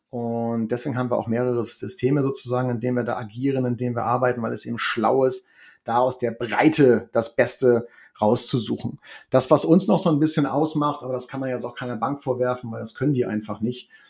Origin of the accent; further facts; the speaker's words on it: Hamburg, Germany; Und ich bin ja in Niendorf groß geworden